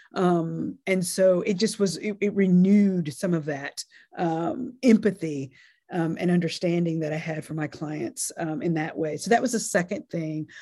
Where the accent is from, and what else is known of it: North Carolina, United States; born or raised there; also born or lived in Nashville, Tennessee